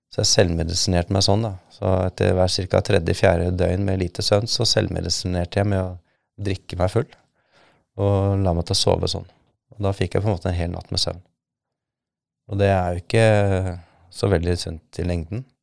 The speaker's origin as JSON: {"language": "Norwegian", "country": "Somalia", "moved": "as an adult", "lives_now": "Norway", "said": "Men jeg merket jo en endring allerede i 1995, året etter at jeg kom fra Somalia, at eh, det er noe gærent."}